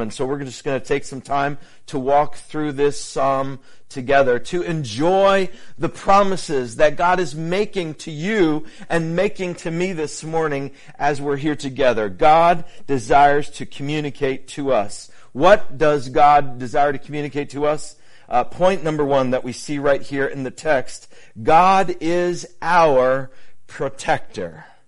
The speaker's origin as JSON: {"language": "English", "region": "New England", "country": "United States", "tie": "born or raised there", "said": "my time uh, growing up in New England"}